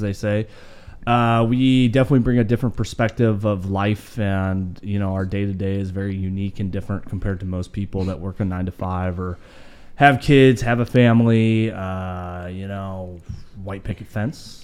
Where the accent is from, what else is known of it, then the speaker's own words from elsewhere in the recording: Idaho, United States; I'm Idahoan.